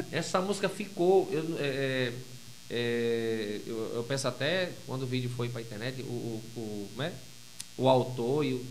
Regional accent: Iguatu, Ceará, Brazil; now in Parnamirim, Brazil; Eu sou do interior do Ceará. Eu sou cearense, com muito orgulho.

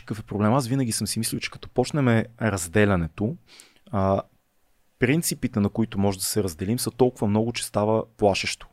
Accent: Sofia, Sofia City, Bulgaria; аз съм израснал в София

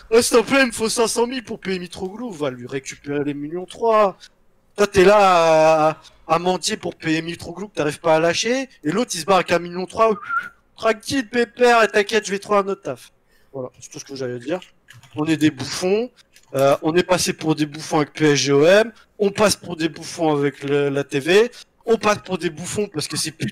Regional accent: France; On est des putains de pigeons, on est cons, on est français, mais on est fiers.

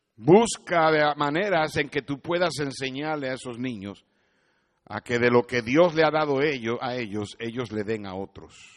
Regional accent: Puerto Rico; Yo soy un jíbaro de Puerto Rico

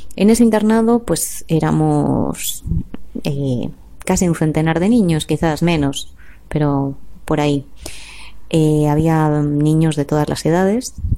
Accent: Valladolid, Castile and León, Spain; also born or lived in Madrid / Salamanca; nací en Madrid, crecí em, en Valladolid y me, formé me eduqué entre Valladolid y Salamanca

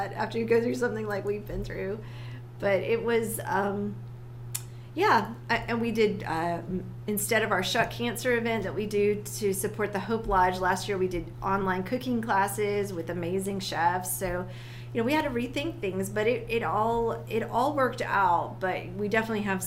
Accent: South Carolina, United States; Well, I grew up in South Carolina. I'm a South Carolina girl.

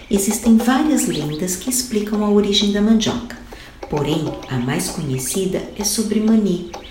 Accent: São Paulo, Brazil; sou de São Paulo, Brasil

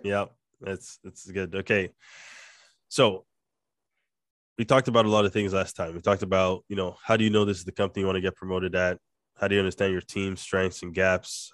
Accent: Nigeria; accent: Nigerian; my, my Nigerian accent

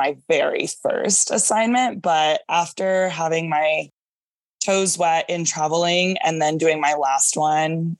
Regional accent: Dallas, Texas, United States; also born or lived in San Antonio / California; my first job was in San Antonio and I'm from Dallas.

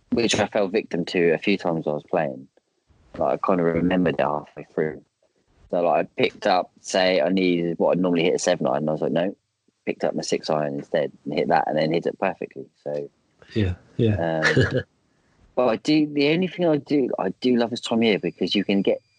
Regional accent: East of England, United Kingdom; We normally play at Fort Ness, um, which is near my hometown.

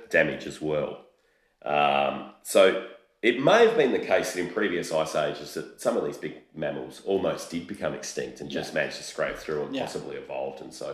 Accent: Australia; So being Australian

